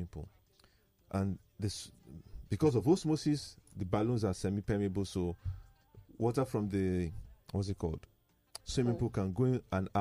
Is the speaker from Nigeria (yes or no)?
yes; Nigeria; as a Nigerian